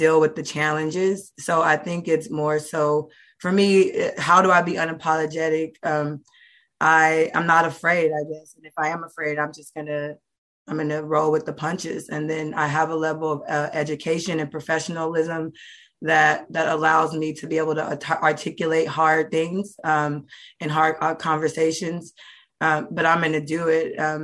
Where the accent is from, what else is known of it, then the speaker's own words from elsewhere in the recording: Oakland, California, United States; I'm from Oakland, California